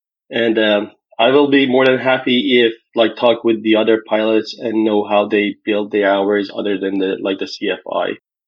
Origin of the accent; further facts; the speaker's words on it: Iran; now in Cincinnati, United States; I'm from Cincinnati, Ohio, United States, and I'm originally from Iran.